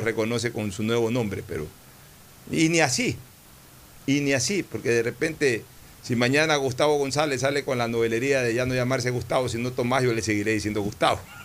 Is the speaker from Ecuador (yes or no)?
yes; Ecuador; como ecuatoriano